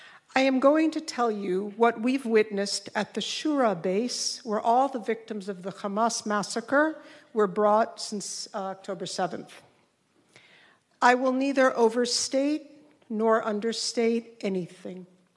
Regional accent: Jerusalem, Jerusalem District, Israel; English is a second language

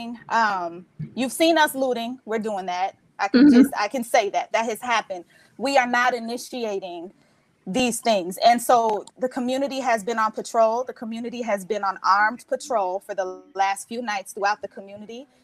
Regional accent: Minneapolis, Minnesota, United States; I am from Minneapolis, Minnesota

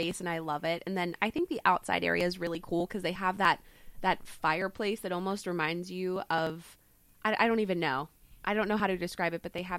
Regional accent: Canfield, Ohio, United States

